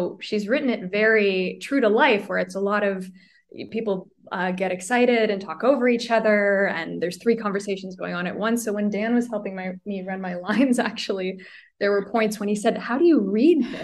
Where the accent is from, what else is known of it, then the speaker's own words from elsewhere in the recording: Halton Hills, Ontario, Canada; now in Toronto, Canada; the town of Halton Hills, which is the municipality where I'm from